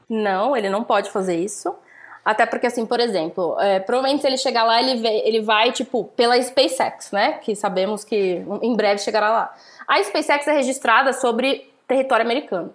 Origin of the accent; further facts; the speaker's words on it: Santos, São Paulo, Brazil; Eu sou de Santos